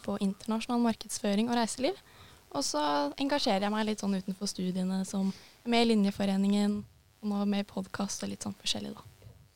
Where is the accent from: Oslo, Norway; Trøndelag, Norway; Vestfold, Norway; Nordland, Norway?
Vestfold, Norway; Horten; jeg kommer fra Horten